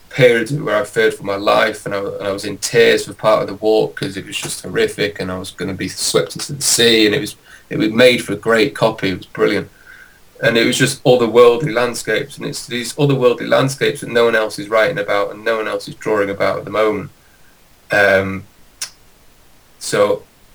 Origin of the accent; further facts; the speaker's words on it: Manchester, North West England, United Kingdom; I've lived in Manchester all my life